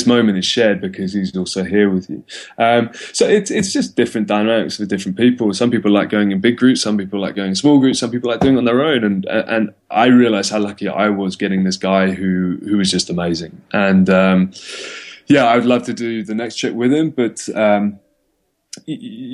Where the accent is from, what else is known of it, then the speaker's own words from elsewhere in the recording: London, United Kingdom; moved away as an adult; also born or lived in Cape Town, South Africa; I'm from London